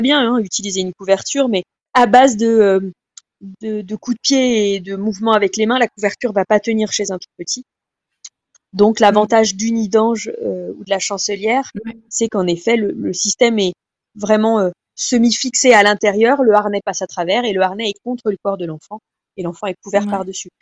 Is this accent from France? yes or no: yes; France; chez nous en France